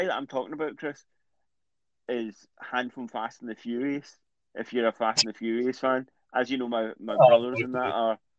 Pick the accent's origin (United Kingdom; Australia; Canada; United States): United Kingdom; Scotland; We're both Scottish